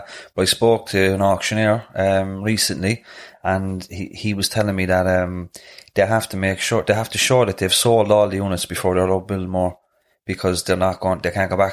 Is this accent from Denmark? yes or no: no; Cork, Munster, Ireland; we're from Knocknaheeny in Hollyhill area, we're in Churchville at the moment, Northwest Cork City in general, the north side in general